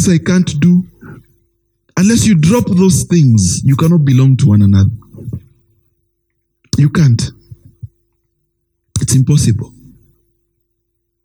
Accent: Kenya; I was born in Kenya, my friend, in the 1980s

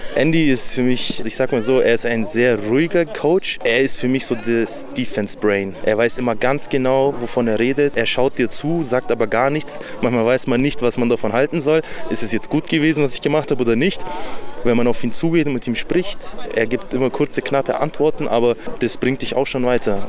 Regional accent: Augsburg, Bavaria, Germany; Ich komme aus Augsburg

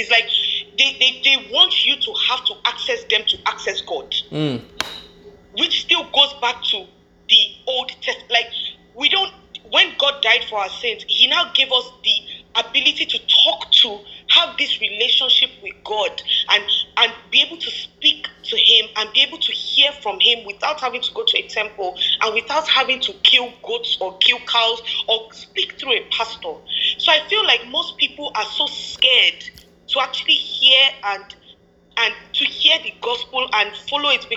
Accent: Nigeria; growing up in Nigeria and growing up in Africa

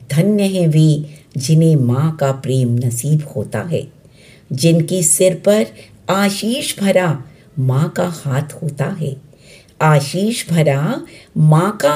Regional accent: Delhi, India; दिल्ली से हूँ

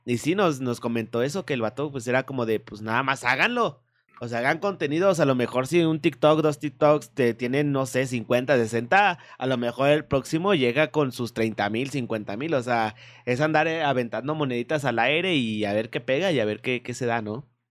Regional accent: Mexico; aquí mexicanito

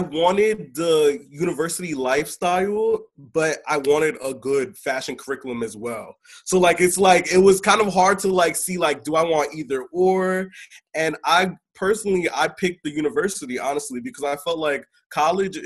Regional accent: Willingboro, New Jersey, United States; I am from New Jersey, hometown, Willingboro, New Jersey

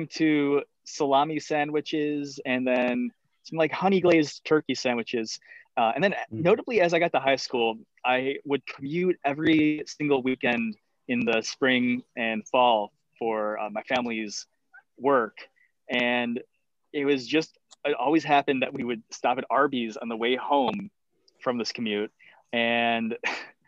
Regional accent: Cleveland, Ohio, United States; moved away; I'm from Cleveland, Ohio.

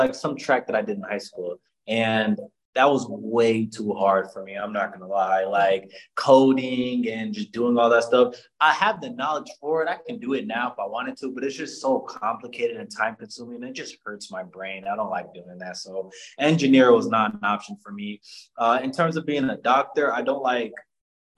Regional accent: Chicago, Illinois, United States; My hometown is Chicago, Illinois. I'm from the North Side, Uptown and Rogers Park, to be exact

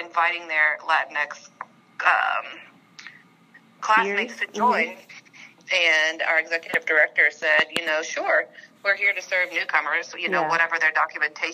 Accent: Memphis, Tennessee, United States; I'm from Memphis, and I'm an international studies major at Rhodes

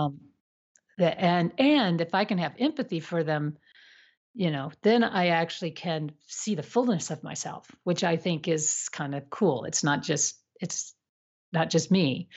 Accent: United States; I was also from the States

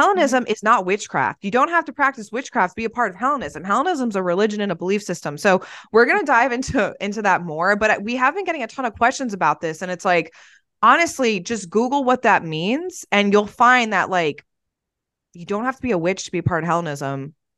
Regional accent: New Jersey, United States; moved away; I'm from New Jersey and I'm Italian

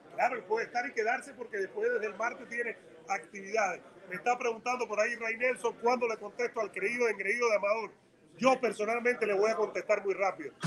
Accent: Cuba; now in United States; Yo soy cubano

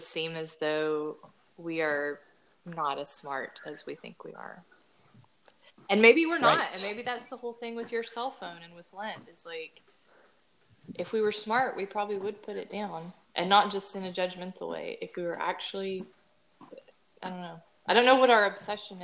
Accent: Georgia, United States; I'm from Georgia

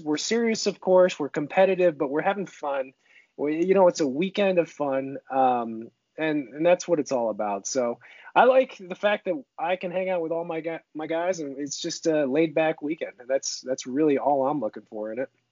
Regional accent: Seneca Falls, New York, United States; moved away as an adult; now in Northern California, United States; grew up in Seneca Falls, New York uh, for the first 25 years of my life

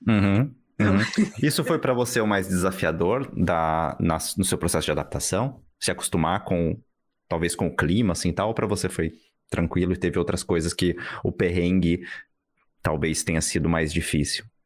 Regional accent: São Paulo, Brazil; now in Berlin, Germany; eu sou de São Paulo. Assim, eu, não, eu não é. nasci em São Paulo, mas eu sou de São Paulo também.

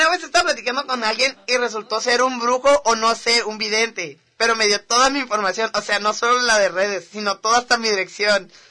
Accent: Mexicali, Baja California, Mexico; yo soy de por acá, de Mexicali, le digo, por ahí que vivo. Bro. De la Robledo

